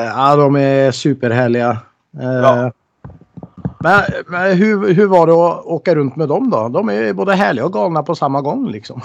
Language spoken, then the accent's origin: Swedish; Norway; moved away; jag är ju från Norge